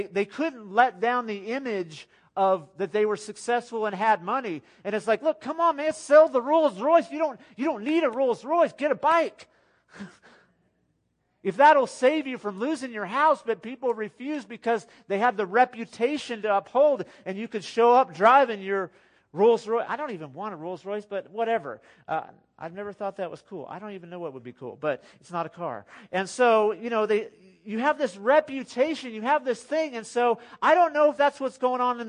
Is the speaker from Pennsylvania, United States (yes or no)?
no; Texas, United States; I'm from West Texas. I've been here since the 80s.